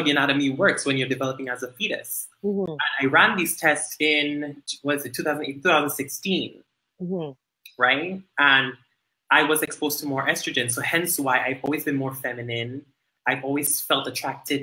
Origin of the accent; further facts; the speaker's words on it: Dominica; moved away; growing up in Dominica, you know, we're very religious driven